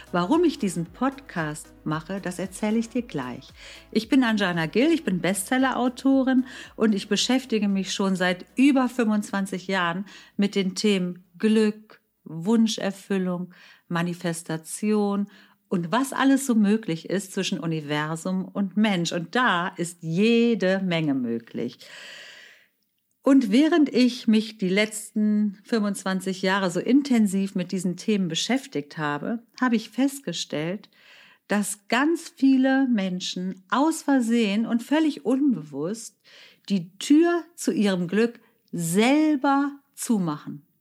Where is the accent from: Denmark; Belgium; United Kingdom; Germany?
Germany; meine Mutter ist Deutsche, mein Vater stammte aus Indien. Ich bin in Deutschland geboren, aufgewachsen, lebe hier